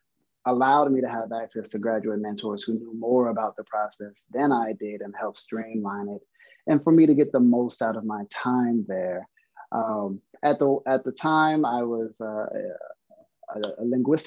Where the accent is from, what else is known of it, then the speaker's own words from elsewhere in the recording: Compton, California, United States; I'm originally from Compton, California.